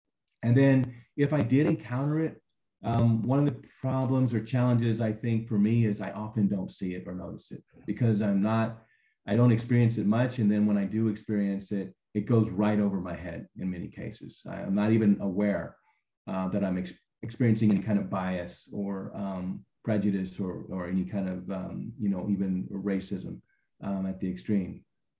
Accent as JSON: {"language": "English", "region": "California", "country": "United States", "tie": "born or raised there", "also_born_or_lived": "Arizona / Hawaii", "said": "if we walked into a restaurant where I grew up in California or anywhere else, Arizona, Hawaii, you know, people wouldn't even bat an eye or look up at you."}